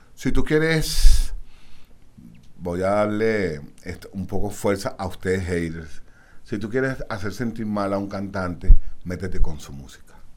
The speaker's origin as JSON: {"language": "Spanish", "town": "Caracas", "region": "Capital District", "country": "Venezuela", "said": "Yo soy muy caraqueño."}